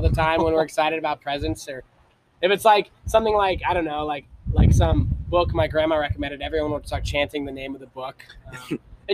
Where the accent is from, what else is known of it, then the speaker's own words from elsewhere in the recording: Ohio, United States; growing up in Ohio